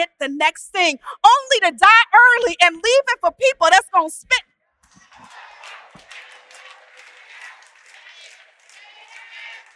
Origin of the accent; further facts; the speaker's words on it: Texas, United States; I'm from Texas